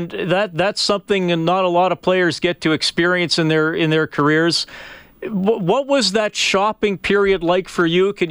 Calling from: Germany; calling from Germany right now.

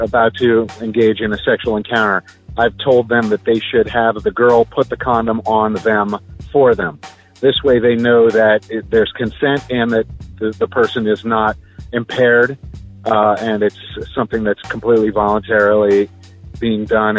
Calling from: Central Florida, United States; I'm calling from Central Florida.

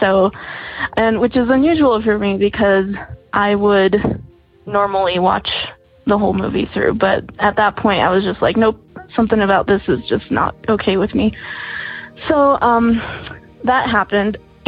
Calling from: Santa Fe, New Mexico, United States; I'm calling from Santa Fe, New Mexico.

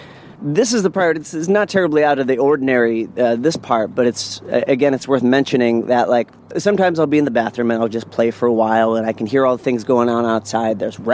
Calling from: New Orleans, Louisiana, United States; So I'm calling from New Orleans, Louisiana.

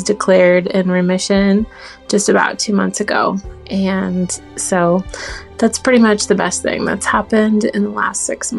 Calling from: Oregon, United States; I'm calling from Oregon

